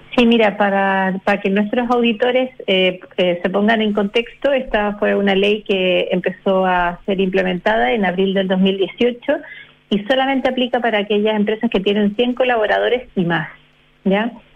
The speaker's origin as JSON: {"language": "Spanish", "country": "Chile", "said": "nosotros como chilenos"}